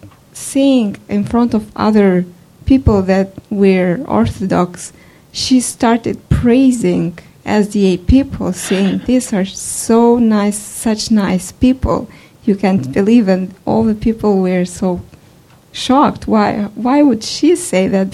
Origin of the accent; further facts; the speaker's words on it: Moldova; moved away; I come from Eastern Europe, Moldova